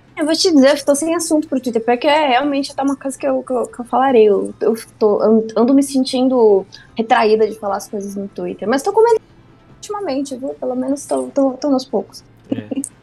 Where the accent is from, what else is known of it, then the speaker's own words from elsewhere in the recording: Mafra, Santa Catarina, Brazil; moved away; eu sou do interior de Santa Catarina, de Mafra